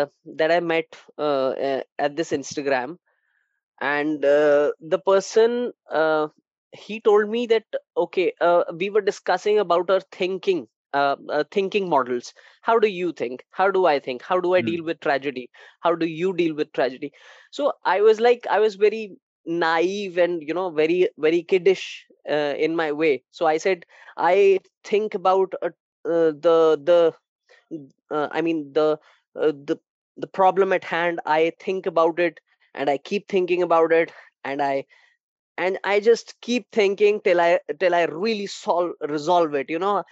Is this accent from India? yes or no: yes; India; I'm from India